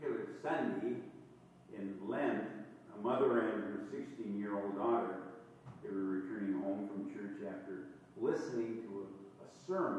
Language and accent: English; Todd County, Douglas County area, Minnesota, United States; growing up in the Todd County, Douglas County area